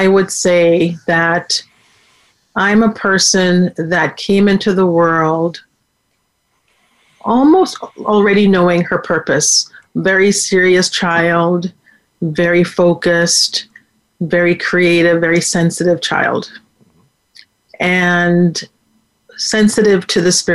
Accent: Jamaica; also born or lived in Waterbury, Connecticut, United States; now in United States; I was born in Jamaica

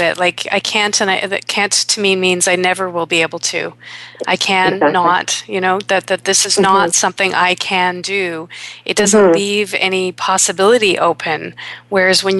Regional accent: Toronto, Ontario, Canada; my hometown of Toronto

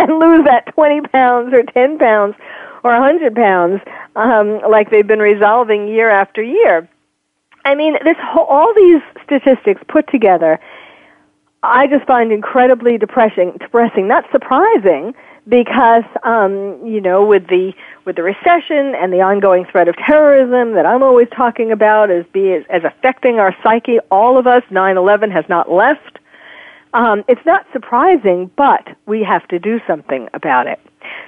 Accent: New York, United States; I'm from, born and raised in New York

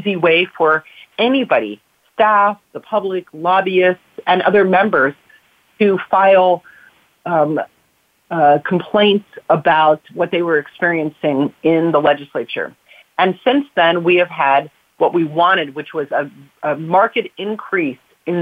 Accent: South Florida, United States; now in California, United States; I grew up in South Florida

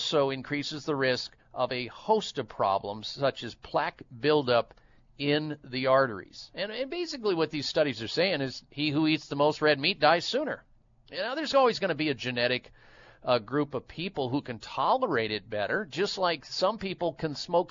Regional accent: Iowa, United States; growing up in the state of Iowa. I grew up in the Midwest

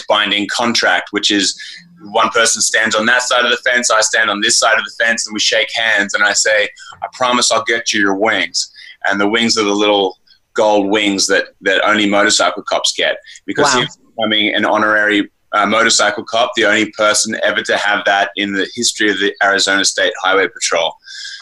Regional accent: Australia; now in Los Angeles, United States; I'm an Australian living here

